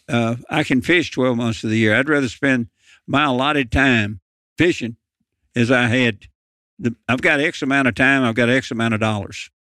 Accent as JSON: {"language": "English", "town": "Lynchburg", "region": "Tennessee", "country": "United States", "tie": "born or raised there", "also_born_or_lived": "Memphis, Tennessee", "said": "growing up in Lynchburg, Tennessee"}